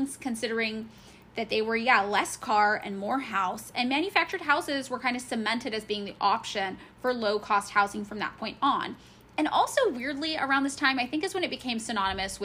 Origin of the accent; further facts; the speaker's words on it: California, United States; I grew up in California.